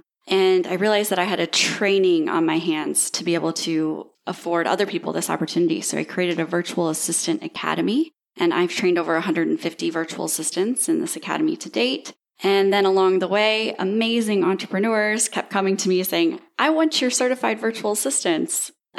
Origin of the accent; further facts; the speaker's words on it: Destin, Florida, United States; I am from Destin, Florida, and I am 34 years old.